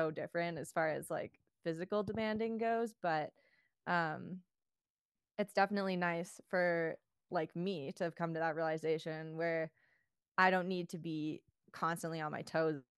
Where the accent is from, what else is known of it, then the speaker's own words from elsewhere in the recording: Canada; moved away as an adult; also born or lived in Colorado; being a Canadian living over here